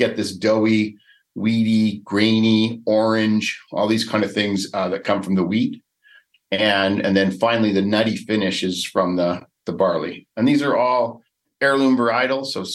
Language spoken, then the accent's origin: English; Alberta, Canada; moved away as an adult; also born or lived in Calgary / New York; I grew up around the oil and gas industry in Canada, where I grew up in Alberta